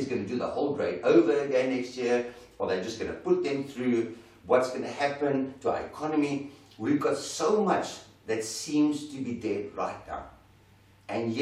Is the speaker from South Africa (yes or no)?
yes; South Africa; As South African men